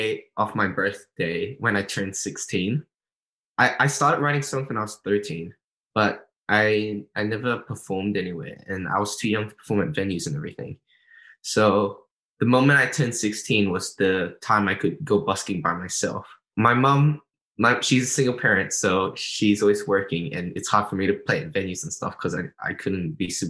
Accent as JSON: {"language": "English", "town": "Melbourne", "region": "Victoria", "country": "Australia", "tie": "born or raised there", "also_born_or_lived": "Singapore", "said": "I'm originally from Singapore, but I was raised up in Melbourne, and that's where I live right now, so in Australia"}